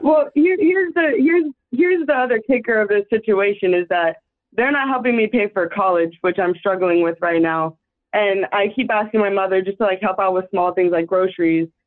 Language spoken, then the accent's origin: English; Austin, Texas, United States; I'm from Texas, Austin, Texas